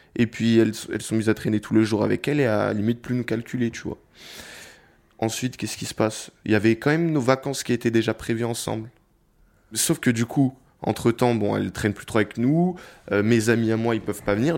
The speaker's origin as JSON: {"language": "French", "town": "Paris", "region": "Île-de-France", "country": "France", "tie": "born or raised there", "said": "je viens de Paris et euh, voilà, je, suis un Parisien. Depuis que je suis né, j'habite dans le même appartement à, Paris."}